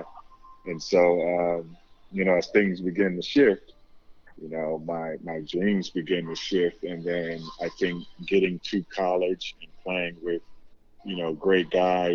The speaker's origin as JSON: {"language": "English", "town": "Oakland", "region": "California", "country": "United States", "moved": "as an adult", "said": "I'm from Oakland, California"}